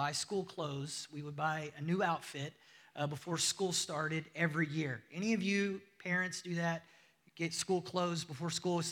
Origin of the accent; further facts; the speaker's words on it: United States; moved away; if you can't tell from my accent, I'm from the United States